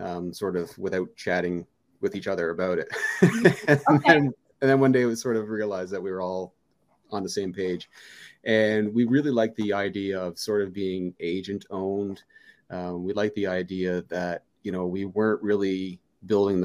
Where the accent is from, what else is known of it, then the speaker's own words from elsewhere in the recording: Fredericton, New Brunswick, Canada; also born or lived in Valparaiso, Indiana; I'm born and raised in Fredericton, New Brunswick